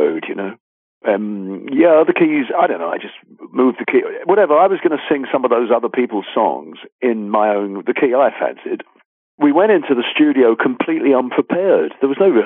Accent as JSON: {"language": "English", "region": "London", "country": "United Kingdom", "said": "I'm a Londoner."}